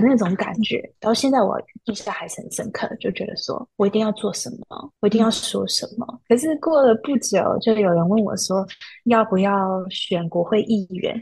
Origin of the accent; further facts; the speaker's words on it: San Jose, California, United States; 我从小就在生活在西藏大